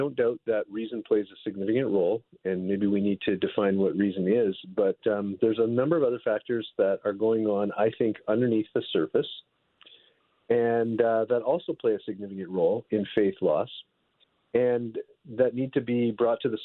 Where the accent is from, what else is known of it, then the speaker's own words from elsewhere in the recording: Northern Ontario, Canada; now in California, United States; I'm from Northern Ontario in Canada. I've lived almost my whole life there